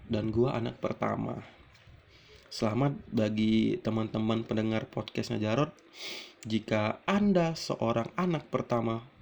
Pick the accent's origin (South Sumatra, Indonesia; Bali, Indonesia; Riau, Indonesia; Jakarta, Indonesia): South Sumatra, Indonesia; Palembang; also born or lived in Lampung; gue itu sebenarnya asli di Palembang namun gue itu numpang lahir di Lampung. Jadi gua itu numpang lahir di Lampung dan besar di Palembang gitu. Dan sekarang gua tinggal di Palembang.